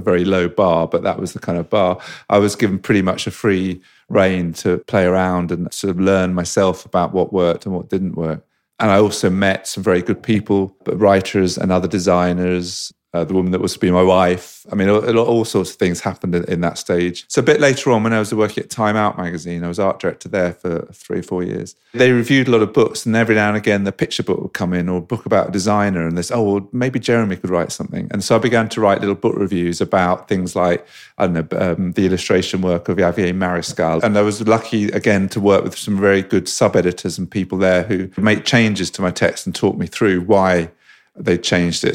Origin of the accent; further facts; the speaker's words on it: London, United Kingdom; I grew up in Fulham in West London